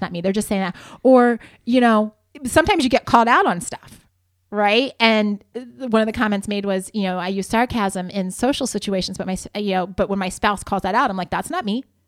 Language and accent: English; Ohio, United States; moved away as an adult; also born or lived in Spokane, Washington; now in Southern California, United States; I grew up in Ohio